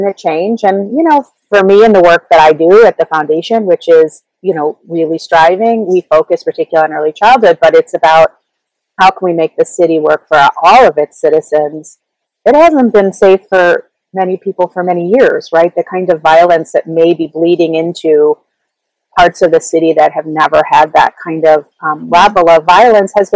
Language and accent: English; Chicago, Illinois, United States; also born or lived in Ann Arbor, Michigan / New York; I am from Chicago. I grew up in the Lakeview neighborhood in the city